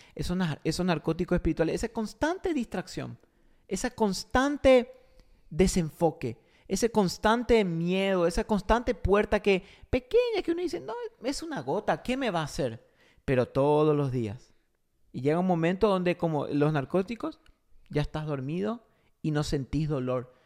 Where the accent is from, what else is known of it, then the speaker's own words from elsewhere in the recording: Paraguay; also born or lived in Argentina; yo soy argentino, criado en Paraguay